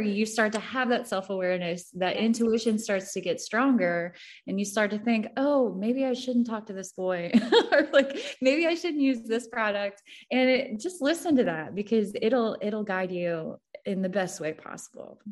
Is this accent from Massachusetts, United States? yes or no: no; Missouri, United States; I'm from the show me state. I'm from Missouri.